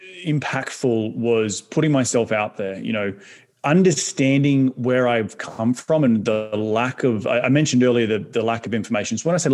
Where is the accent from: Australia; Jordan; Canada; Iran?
Australia; moved away as an adult; now in New York City, United States; an Aussie can move halfway across the world